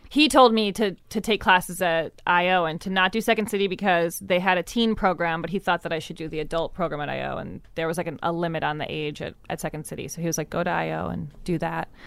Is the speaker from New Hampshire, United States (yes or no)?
no; Evanston, Illinois, United States; I grew up in Evanston